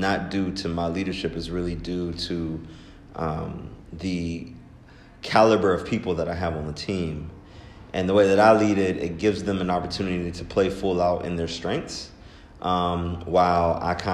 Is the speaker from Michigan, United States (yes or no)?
no; Pittsburgh, Pennsylvania, United States; also born or lived in Baltimore, Maryland; I am from Pittsburgh, Pennsylvania